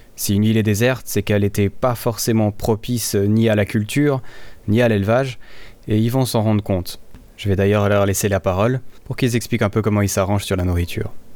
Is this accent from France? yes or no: no; Switzerland; je suis suisse, j'aime bien mon pays